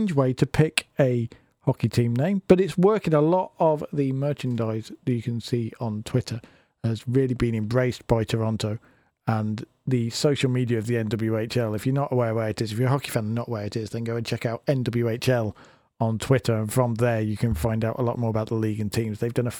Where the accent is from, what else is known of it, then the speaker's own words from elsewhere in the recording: United Kingdom; now it's time for me to look close to home here in my home country of Britain